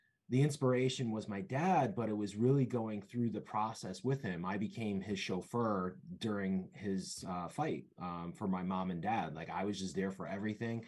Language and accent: English; Bridgeport, Connecticut, United States; also born or lived in Rhode Island / Boston / Seymour, Connecticut; I'm originally from Bridgeport, Connecticut. I've been born and raised in Connecticut